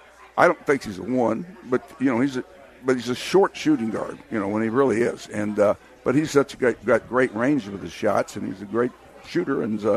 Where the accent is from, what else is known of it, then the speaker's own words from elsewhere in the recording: Oklahoma, United States; I'm from Oklahoma